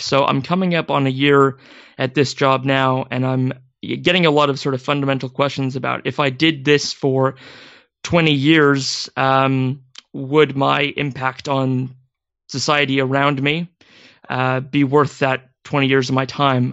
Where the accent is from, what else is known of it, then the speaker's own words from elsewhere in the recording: Maple Valley, Washington, United States; I grew up in Washington State, um, ab-, about as far away from Seattle in a small community called Maple Valley